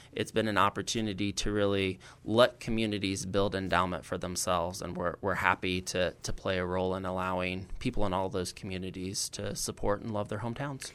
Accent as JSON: {"language": "English", "town": "Roseville", "region": "Illinois", "country": "United States", "said": "I'm originally from Roseville"}